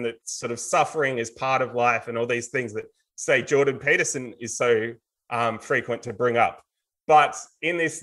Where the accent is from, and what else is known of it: Australia